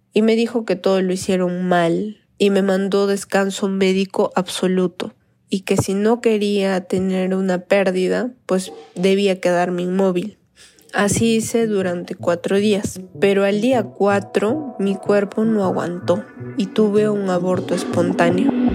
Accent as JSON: {"language": "Spanish", "region": "Cusco", "country": "Peru", "said": "de Cusco, Perú"}